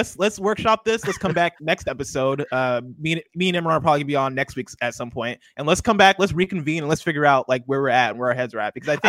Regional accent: central Illinois, United States; moved away; I did come up in Illinois, and I grew up in Illinois, which has, I feel like, the extremes of all the seasons. Like summer is really hot in central Illinois, and then winter is just freezing cold

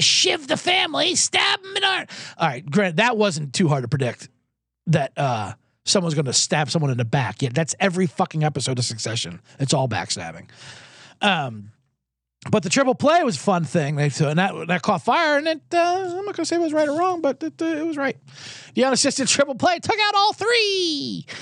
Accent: New Jersey, United States; I'm from Jersey, I'm half Italian, I grew up with nothing but Italians.

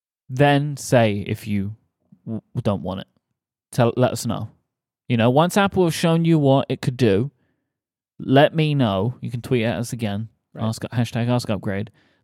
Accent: South West England, United Kingdom; Howdy, y'all. I'm from Somerset.

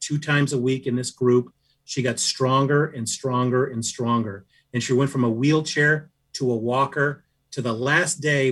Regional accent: Seattle, Washington, United States; I grew up in Seattle

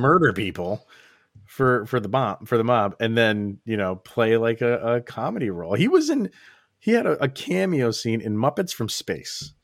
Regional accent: Schenectady, New York, United States; my hometown of Schenectady, New York, little Schenectady, New York

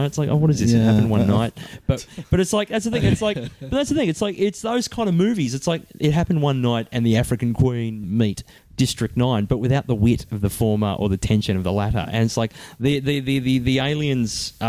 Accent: Australia; We, Australia as a culture

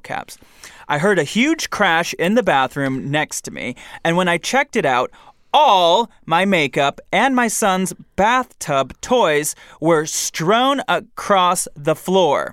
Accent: Michigan, United States; I'm from Michigan

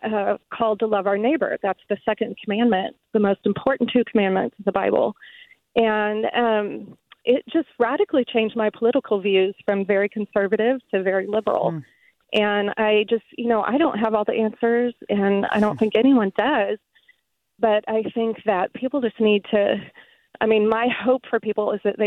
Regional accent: Midwest, United States; moved away as an adult; now in San Jose, United States; I grew up in the Midwest, and I went to a Methodist church

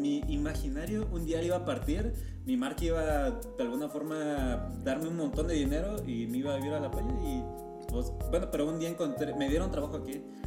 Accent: State of Mexico, Mexico; moved away as an adult; now in Mexico City, Mexico; yo soy del estado.

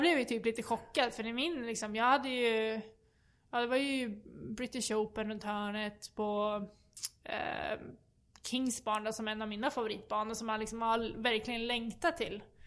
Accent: Sweden; som svensk

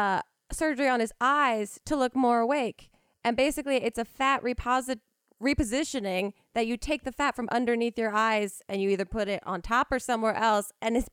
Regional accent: New Jersey, United States; I'm also from New Jersey

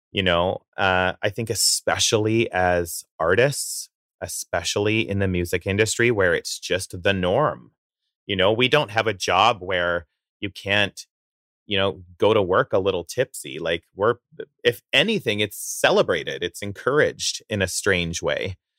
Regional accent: Coaldale, Alberta, Canada; moved away; I grew up in the town of Coldale, Alberta

